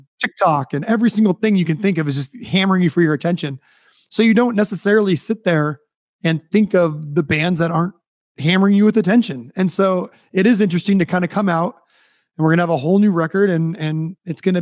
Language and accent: English; United States; especially being American